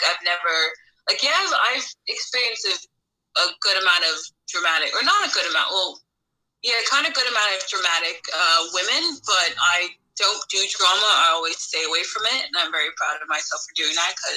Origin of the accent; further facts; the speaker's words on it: Montclair, New Jersey, United States; accent: valley girl; I grew up in Montclair